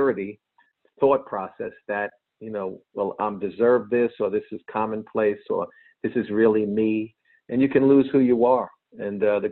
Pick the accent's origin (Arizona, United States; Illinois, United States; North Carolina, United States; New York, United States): New York, United States; Long Island; where I grew up in Long Island